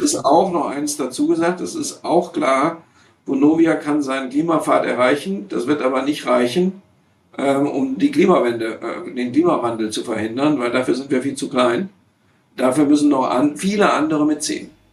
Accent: Essen, North Rhine-Westphalia, Germany; also born or lived in Siegen / Aachen / Gütersloh / Bochum; Ich bin ja in Essen-Kettwig aufgewachsen und wohne jetzt in Bochum-Stiepel.

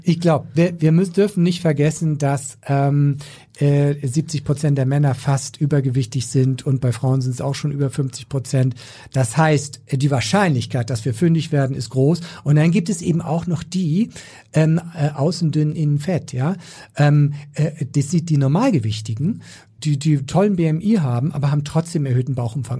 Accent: Schleswig-Holstein, Germany; ich komme ja so aus Schleswig-Holstein

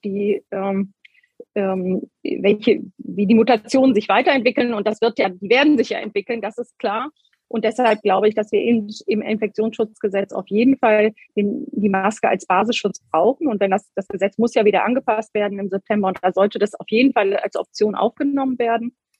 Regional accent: Hamburg, Germany; also born or lived in Schleswig-Holstein; Ein Stück weit bin ich natürlich mit dem Herzen auch noch Hamburgerin

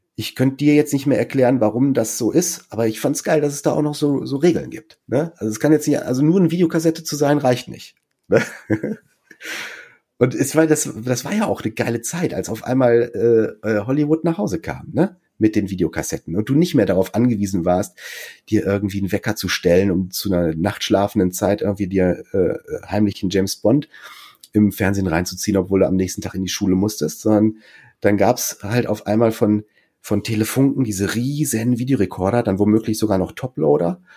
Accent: Münster, North Rhine-Westphalia, Germany; moved away as an adult; also born or lived in Munich; ich bin zwar kein gebürtiger Westfale, aber bin halt hier in Münster aufgewachsen

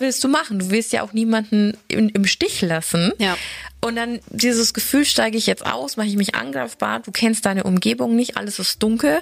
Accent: Germany; Ich bin sehr nahe der tschechischen Grenze groß geworden.

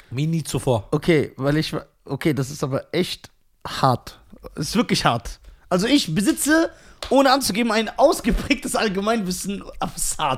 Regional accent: Germany; Ich bin mehr Deutscher als ein Deutscher. Weil ich Deutsch bin.

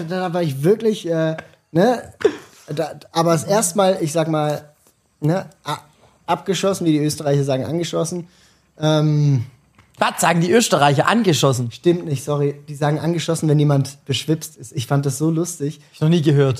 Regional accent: Basel, Basel-Stadt, Switzerland; ich komme für mich gesehen aus einer Stadt, aus ja. einer Großstadt, ganz, ganz groß. Basel, 160.000 Einwohner.

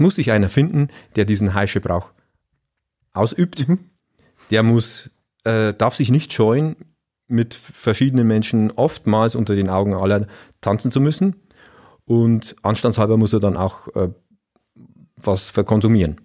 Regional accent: Freudenberg, Bavaria, Germany; in Freudenberg, da wo ich herkomme

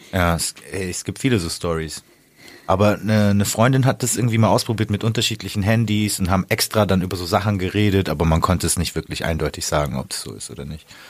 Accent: the South, Southern Germany, Germany; moved away; Süden, also da wo ich herkomme, ist ja auch äh, katholisch.

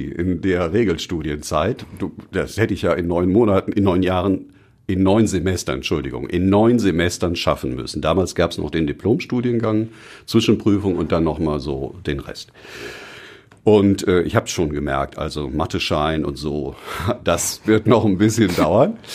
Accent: Düsseldorf, North Rhine-Westphalia, Germany; meine Heimatstadt und auch die Region, in der ich aufgewachsen bin, ist Düsseldorf.

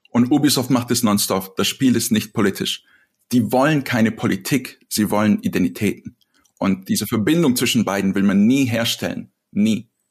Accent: Serbia; moved away; ich bin aus Serbien

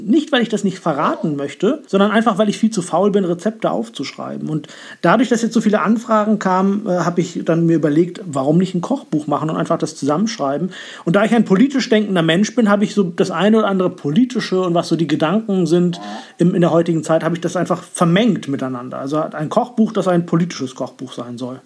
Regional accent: Northern Germany, Germany; ich bin da schon sehr norddeutsch sozialisiert

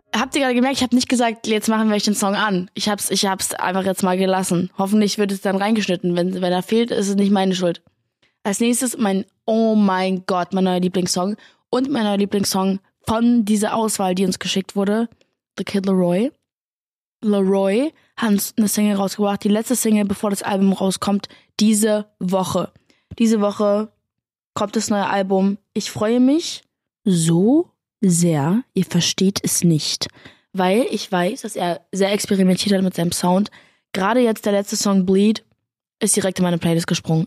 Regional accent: Berlin, Germany; Ich komme aus Berlin und ich habe zwei große Brüder

